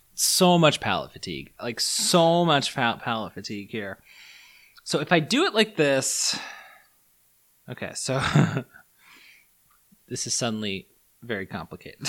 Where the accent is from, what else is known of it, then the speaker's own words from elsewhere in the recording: United States; I was born in the States